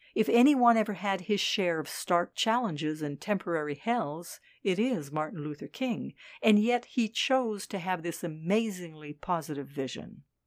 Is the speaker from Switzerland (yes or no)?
yes; Switzerland; moved away as an adult; also born or lived in Dakar, Senegal; in my home country, Switzerland